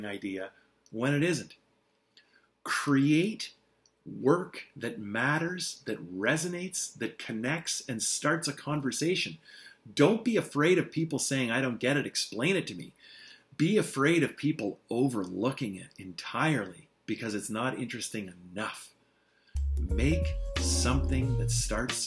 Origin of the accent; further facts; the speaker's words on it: eastern Ontario, Canada; moved away; I'm driving up to my hometown to visit my mom